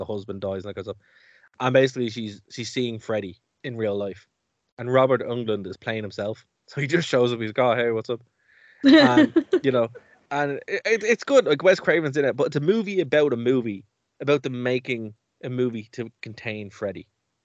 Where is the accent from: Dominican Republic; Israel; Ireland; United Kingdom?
Ireland; as an Irish person